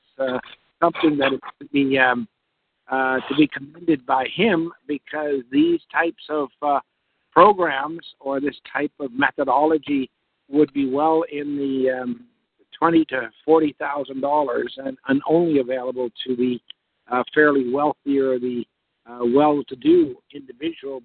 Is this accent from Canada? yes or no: yes; Canada; I am a Canadian. I'm a Canadian tax expert. I have a practice in the Toronto GTA area